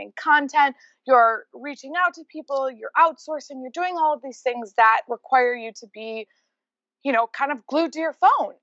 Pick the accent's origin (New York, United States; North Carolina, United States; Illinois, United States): New York, United States; Rochester; moved away as an adult; also born or lived in Los Angeles, California; I just moved back to my hometown of Rochester, New York from living